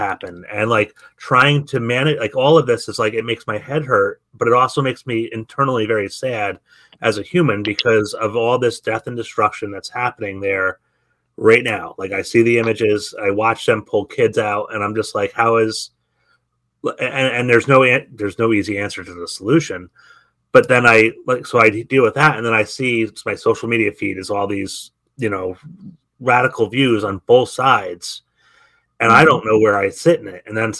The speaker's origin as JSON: {"language": "English", "area": "the Catskills, Sullivan County", "region": "New York", "country": "United States", "tie": "born or raised there", "said": "I grew up in the Catskills in Sullivan County. I knew a lot of Hasidic Jewish people."}